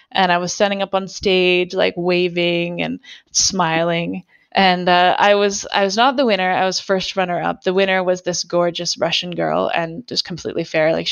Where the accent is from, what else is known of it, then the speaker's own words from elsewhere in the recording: Alberta, Canada; See, if you grow up in Canada, you know that like camping in the Rocky Mountains, like I'm from Alberta